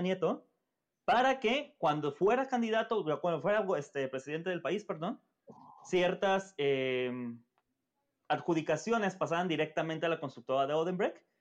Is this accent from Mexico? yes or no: yes; Mexico; nuestro querido México